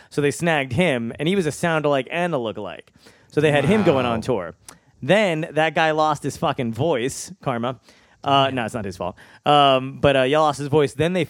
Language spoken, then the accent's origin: English; New Jersey, United States; also born or lived in Brooklyn / Arizona; I was born in Brooklyn. That's where I was born in Borough Park. And then from there, this is irrelevant. From there, we moved to Arizona then moved back to Brooklyn. And then I finally grew up in New Jersey.